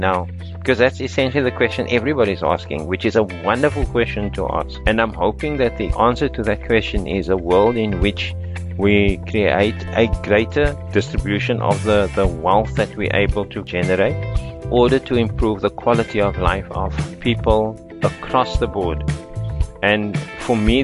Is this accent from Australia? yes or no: no; Cape Town, Western Cape, South Africa; moved away as an adult; also born or lived in United States; I was born in a house in Belgravia Estate, which is in Cape Flats